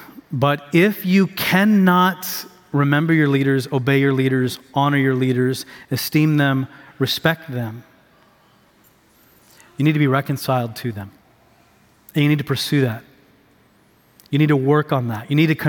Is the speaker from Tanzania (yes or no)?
yes; Tanzania; I'm a missionary kid. I grew up overseas in Tanzania, East Africa.